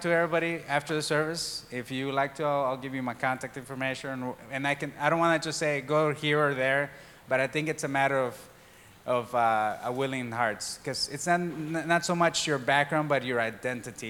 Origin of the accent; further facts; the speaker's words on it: Mexico; moved away; I was born and raised in Mexico